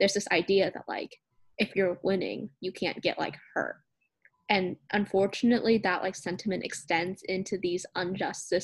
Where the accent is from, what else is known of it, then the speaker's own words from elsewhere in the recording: Oklahoma City, Oklahoma, United States; also born or lived in Edmond, Oklahoma; I grew up in the Vietnamese community of southern Oklahoma City, but I was fortunate enough to have the opportunity to transfer to Edmond, which is a small suburb of Oklahoma City, during elementary school, and stay in the district